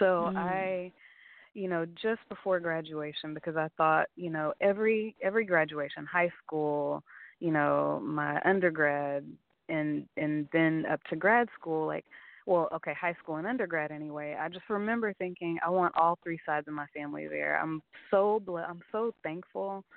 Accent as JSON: {"language": "English", "region": "Oklahoma", "country": "United States", "also_born_or_lived": "Oakland", "moved": "yes", "said": "I said, Oklahoma"}